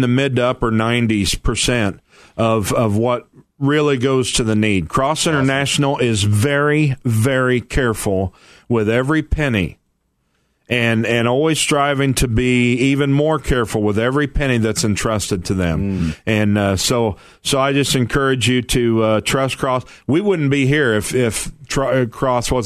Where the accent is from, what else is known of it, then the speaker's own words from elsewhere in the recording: Missouri, United States; moved away; I'm from Missouri